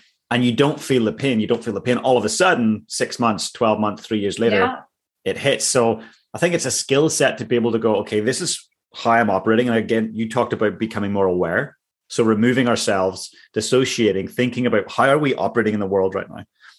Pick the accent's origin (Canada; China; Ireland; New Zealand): Ireland; I loved alcohol. I'm Irish. It was great.